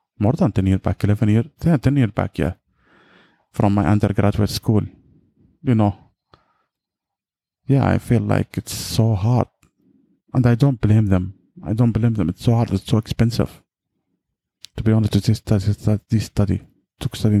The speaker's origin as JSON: {"language": "English", "country": "Yemen", "said": "I'm from Yemen"}